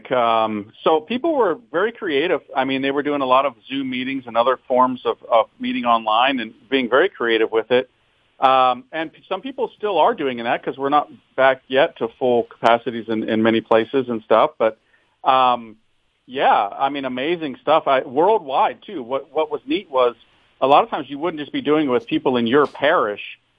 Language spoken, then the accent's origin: English; California, United States; also born or lived in Michigan; So I was born in Michigan, but that means nothing because I was a baby when we left. I have no memories of family in Michigan. Um, and then we moved every three years because my stepfather was in the Navy. So kind of grew up in California.